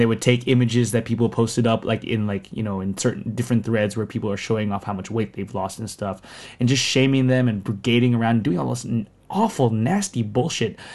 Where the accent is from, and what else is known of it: Sterling, Virginia, United States; born or raised there; accent: American; also born or lived in Philippines